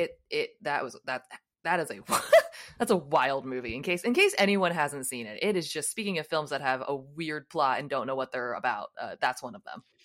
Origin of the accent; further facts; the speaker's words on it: United States; I'm from the United States